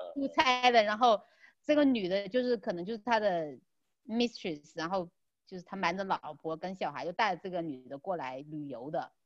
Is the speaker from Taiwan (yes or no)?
no; China; 他们都不知道我是中国人